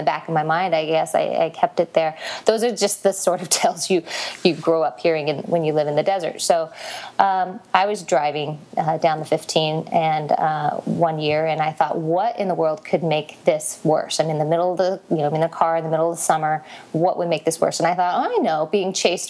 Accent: Las Vegas, Nevada, United States; I'm from Las Vegas, and every summer I try to escape this boiling pit, which is where I am right now

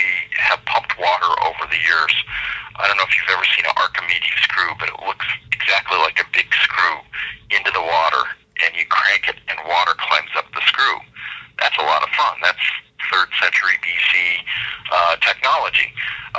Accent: Denver, Colorado, United States; I grew up in Denver, Colorado proper

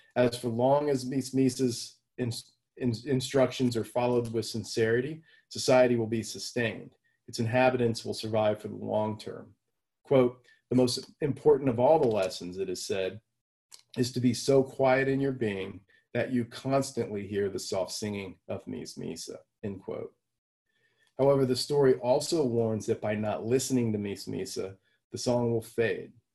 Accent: Houston, Texas, United States; I grew up down in Houston

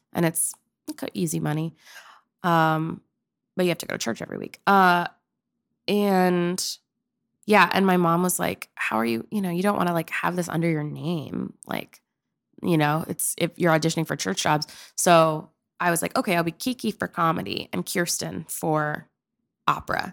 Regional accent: Pennsylvania, United States; moved away as an adult; also born or lived in Oklahoma; I'm from Pennsylvania.

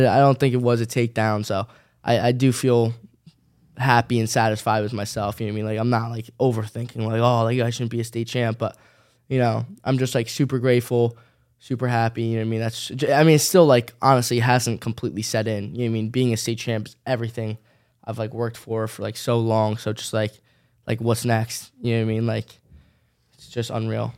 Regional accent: New Jersey, United States; I'm staying in my hometown

